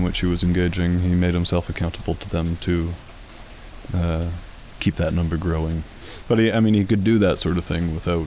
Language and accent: English; Vancouver, British Columbia, Canada; having grown up riding the bus all over Vancouver